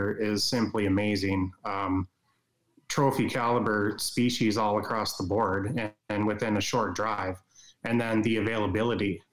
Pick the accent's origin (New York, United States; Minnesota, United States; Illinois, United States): Minnesota, United States; Baudette; moved away as an adult; now in Bemidji, United States; I grew up on Lake of the Woods, a million acre body of water